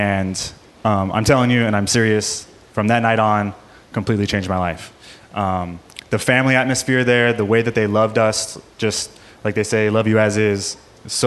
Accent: San Diego, California, United States; moved away as an adult; now in Hawaii, United States; I'm originally from San Diego. We've been in Hawaii for about a year and a half

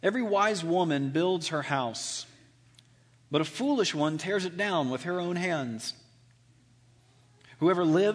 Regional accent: Alabama, United States; I'm from Alabama

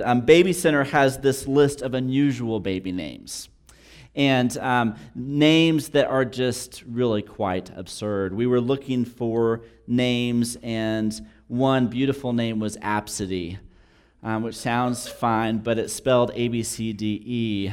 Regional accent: New Mexico, United States; also born or lived in Texas; being born and raised in New Mexico for the third generation

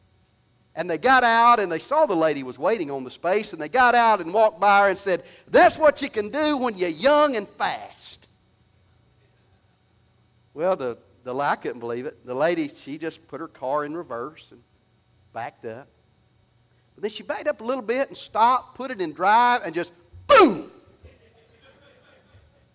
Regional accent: Alabama, United States; I'm from Alabama

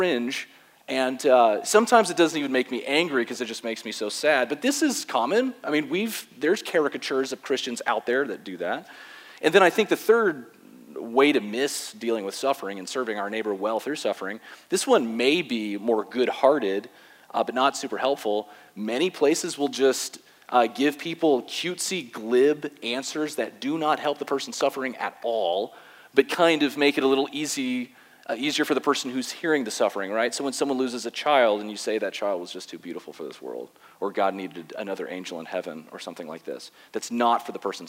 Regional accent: West Palm Beach, Florida, United States; I was born and raised in West Palm Beach, Florida

